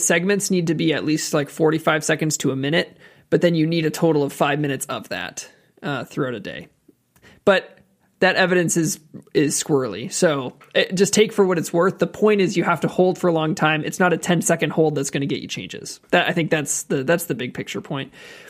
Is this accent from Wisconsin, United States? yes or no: yes; Wisconsin, United States; We're from Wisconsin, aren't we?